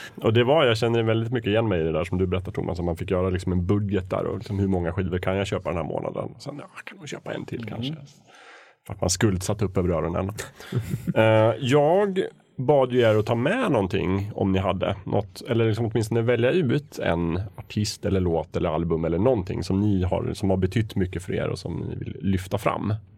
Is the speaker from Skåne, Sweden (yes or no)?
no; Östersund, Jämtland, Sweden; Jag växte upp i Östersund